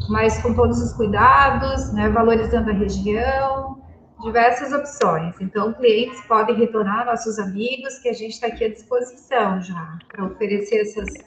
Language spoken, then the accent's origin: Portuguese; Santa Catarina, Brazil; somos catarinenses